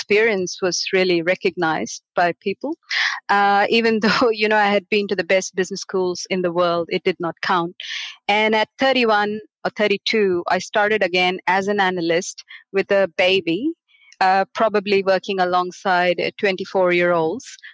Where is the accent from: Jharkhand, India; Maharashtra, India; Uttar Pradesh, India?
Maharashtra, India; Mumbai; moved away as an adult; now in Australia; I was born and grew up in Bombay, a city of 20 to 25 million people